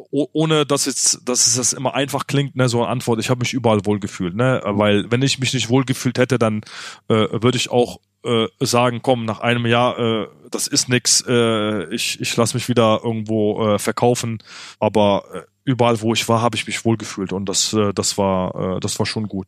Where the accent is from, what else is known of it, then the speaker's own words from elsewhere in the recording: Germany; Äh, ich bin in Deutschland groß geworden. Deutschland hat mir viel gegeben.